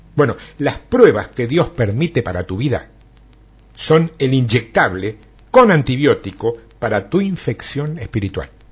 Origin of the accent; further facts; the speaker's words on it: Argentina; como buen argentino